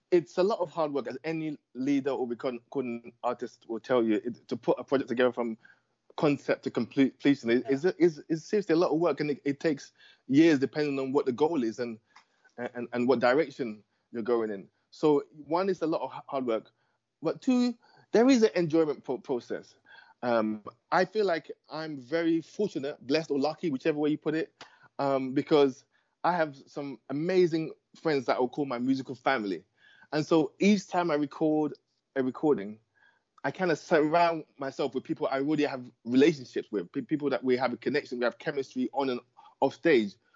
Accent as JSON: {"language": "English", "region": "Lagos", "country": "Nigeria", "tie": "born or raised there", "also_born_or_lived": "London, United Kingdom", "moved": "yes", "lives_now": "New York, United States", "said": "You know, my first I was born in London, but my first memories were in Lagos, and then uh, London, and then and, the, and then New York, where, where I am now."}